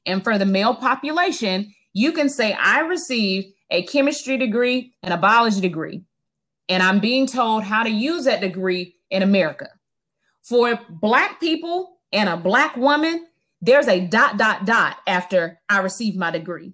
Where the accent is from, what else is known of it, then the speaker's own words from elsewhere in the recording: Tallahassee, Florida, United States; So I grew up and I'm from Tallahassee, Florida, and right outside of Tallahassee, Florida, in in Gadsden County